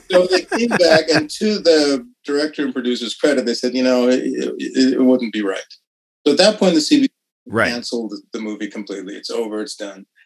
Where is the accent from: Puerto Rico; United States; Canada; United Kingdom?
Canada; Saskatoon, Saskatchewan; also born or lived in Kerala, India / Ottawa / Montreal; I was born in Kerala in southern India, and you can tell that from my name. But I grew up from the age of a year uh, mm. in Sask- in Saskatoon primarily, and a little bit in Ottawa and Montreal. But yeah, I'm a I'm a first generation